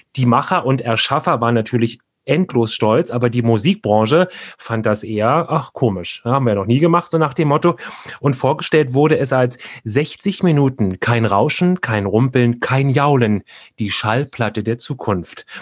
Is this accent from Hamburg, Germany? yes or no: no; Berlin, Germany; ich bin ja in Kreuzberg groß geworden, in der Lausitzer Straße